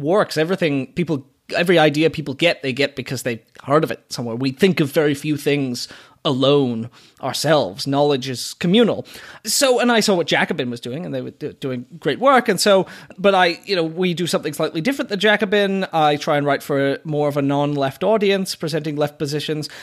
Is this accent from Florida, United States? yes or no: yes; Sarasota, Florida, United States; I am from Florida, and Florida, from my perspective, was a very screwed up place